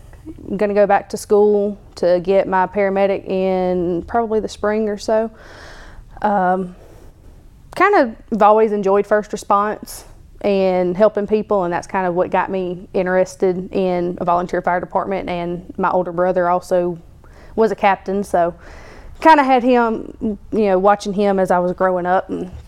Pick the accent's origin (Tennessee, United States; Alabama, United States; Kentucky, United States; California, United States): Alabama, United States; Chilton County; moved away as an adult; now in Sylacauga, United States; I'm originally from Chilton County, but I met my husband, who is also a member of Caroline Fire Department, 3 years ago, moved up here whenever I joined Sylacauga Ambulance.